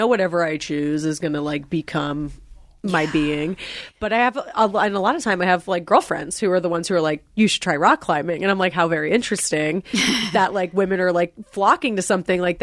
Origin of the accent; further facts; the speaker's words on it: New Jersey, United States; moved away; I'm from New Jersey and I recently went home like in over the summer